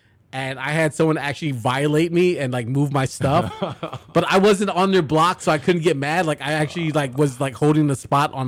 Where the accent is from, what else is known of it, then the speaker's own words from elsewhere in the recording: Chicago, Illinois, United States; I grew up on the south side, but not that far east, okay. But near Midway. In the West Lawn area